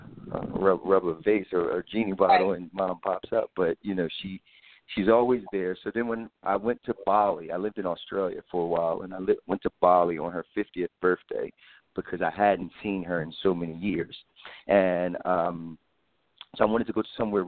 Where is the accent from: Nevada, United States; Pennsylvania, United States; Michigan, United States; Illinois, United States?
Pennsylvania, United States; Philadelphia; I'm from Philadelphia